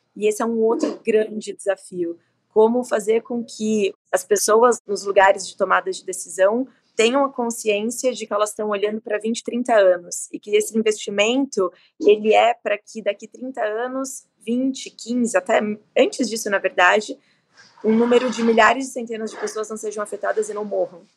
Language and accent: Portuguese; Brazil; a gente, como brasileiro